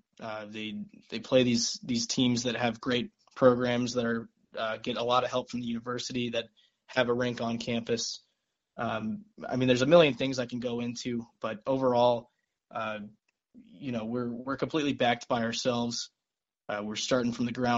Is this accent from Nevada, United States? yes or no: yes; Las Vegas, Nevada, United States; moved away as an adult; now in Lawrence, United States; I'm a native from Las Vegas, Nevada